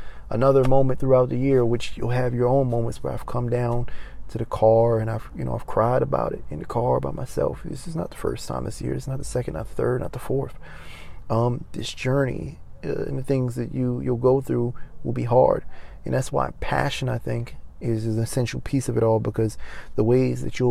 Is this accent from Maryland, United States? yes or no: yes; Maryland, United States; moved away as an adult; now in Los Angeles, United States; I go back to my hometown of Maryland